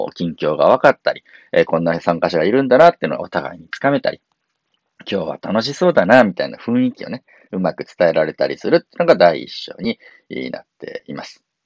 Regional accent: Kii Peninsula, Kumano region, Japan; moved away; 僕のあの出身地、紀伊半島、熊野地方にある

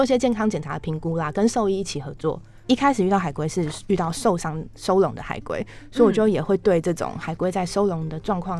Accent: Taipei, Taiwan; 我是台北长大的

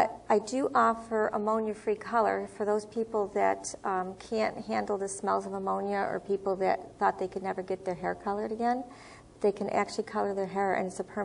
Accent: Syracuse, New York, United States; moved away as an adult; also born or lived in Florida; now in Spring Hill, United States; I originally came from Syracuse, New York. I was born here in Florida, but I relocated there when I was a young child

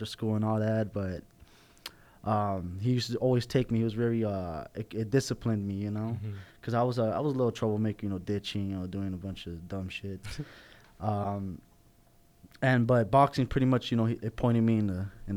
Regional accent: Los Angeles, California, United States; I grew up North Hollywood by way of Somar.

